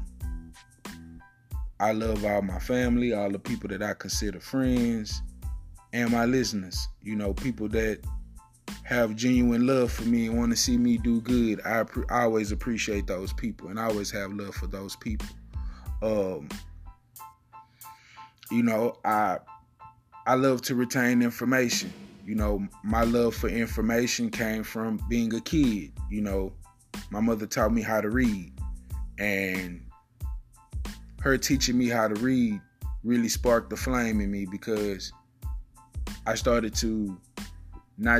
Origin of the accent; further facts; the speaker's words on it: Houston, Texas, United States; I come from the north side of Houston. I lived all over the north side of Houston